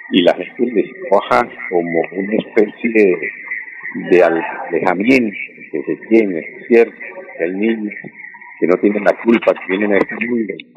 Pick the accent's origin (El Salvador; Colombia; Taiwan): Colombia; nosotros como colombianos, sí, somos buena gente